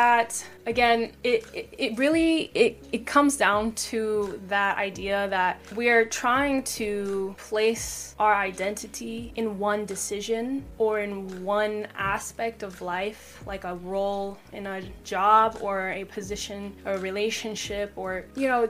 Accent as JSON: {"language": "English", "region": "Washington", "country": "United States", "tie": "born or raised there", "also_born_or_lived": "Seattle", "said": "I grew up in Washington, but not specifically Seattle, but I grew up in Washington"}